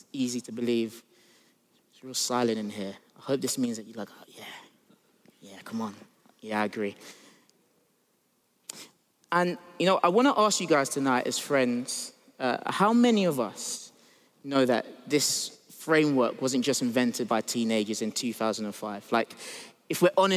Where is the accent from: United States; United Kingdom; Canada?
United States; I grew up in the States